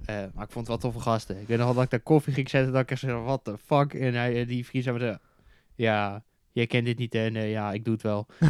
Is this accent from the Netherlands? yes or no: yes; Netherlands; als Nederlander